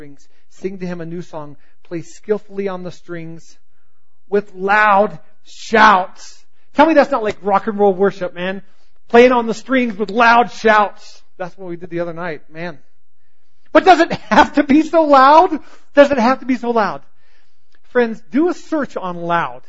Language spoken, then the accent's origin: English; the South, United States; I grew up in the South, and I grew up in a Christian home